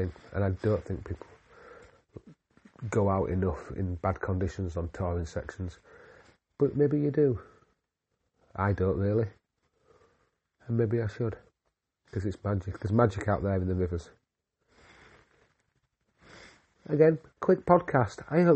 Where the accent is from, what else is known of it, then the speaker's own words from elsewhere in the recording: Yorkshire and the Humber, United Kingdom; I am just a Yorkshireman